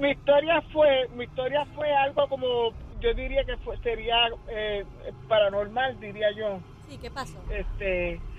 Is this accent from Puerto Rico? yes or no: yes; Guaynabo, Puerto Rico; Ah, soy, ok, eh … soy de aquí de Guaynabo.